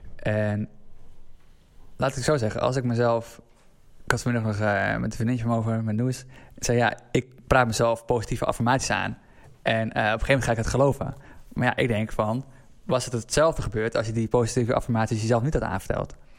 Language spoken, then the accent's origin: Dutch; Assendelft, North Holland, Netherlands; uit Assen-Delft, waar ik ben opgegroeid